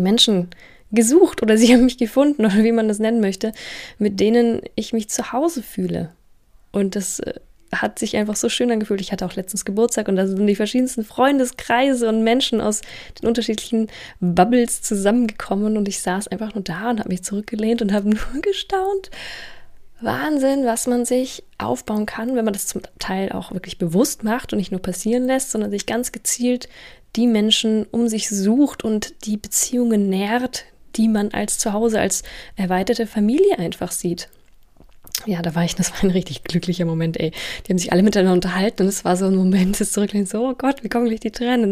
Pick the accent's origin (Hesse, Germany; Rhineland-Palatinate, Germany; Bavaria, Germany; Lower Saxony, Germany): Bavaria, Germany; Munich; moved away as an adult; now in Berlin, Germany; Ich komme ja aus München